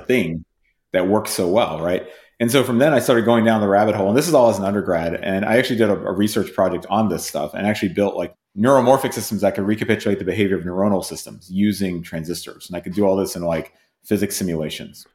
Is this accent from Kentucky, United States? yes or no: yes; Whitesburg, Kentucky, United States; moved away; also born or lived in United Kingdom / Massachusetts; I grew up in a town called Whitesburg